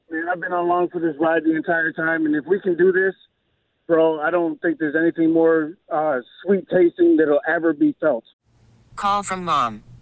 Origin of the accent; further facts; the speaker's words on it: Windsor, Ontario, Canada; also born or lived in Chicago; I'm from Windsor. I'm from Canada, and I went to school in Chicago.